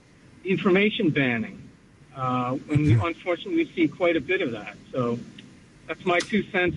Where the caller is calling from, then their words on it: New Milford, United States; from New Milford.